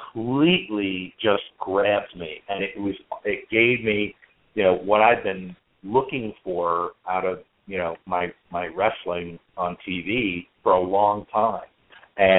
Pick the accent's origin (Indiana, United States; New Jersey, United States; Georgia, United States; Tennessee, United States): New Jersey, United States; next to Asbury Park; I grew up in New Jersey. I grew up right next door to Asbury Park